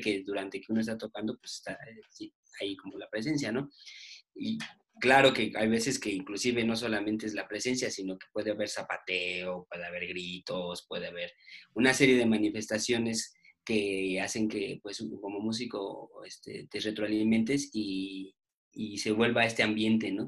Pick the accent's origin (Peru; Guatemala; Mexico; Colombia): Mexico; Mexico City; somos, somos, bueno, aquí pues, chilangos